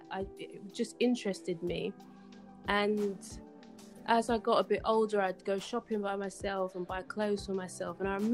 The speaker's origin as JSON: {"language": "English", "region": "London", "country": "United Kingdom", "tie": "born or raised there", "said": "I'm an embroidery designer from London. I'm half Ghanaian, half Nigerian, but was born and raised pretty much in East London."}